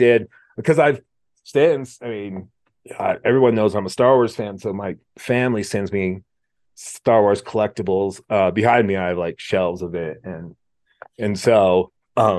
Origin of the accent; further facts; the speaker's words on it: Mount Hood, Oregon, United States; I grew up skiing on Mount Hood in Oregon